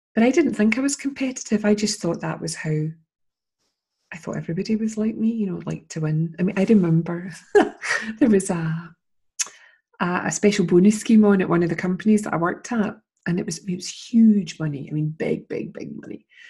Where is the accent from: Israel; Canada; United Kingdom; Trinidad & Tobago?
United Kingdom; Scotland; also born or lived in Edinburgh; I'm interviewing her as a Scottish person